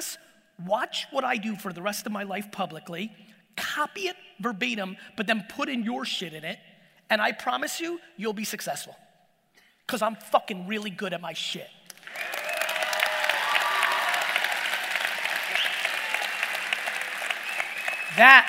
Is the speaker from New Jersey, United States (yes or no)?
yes; Edison, New Jersey, United States; English is a second language; also born or lived in Soviet Union; me being born in the Soviet Union, me growing up in Edison and working in a liquor store in Springfield